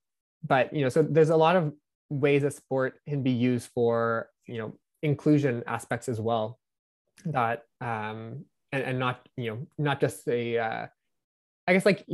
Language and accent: English; New Brunswick, Canada; I'm from New Brunswick, which is, you know, one of the smallest provinces in Canada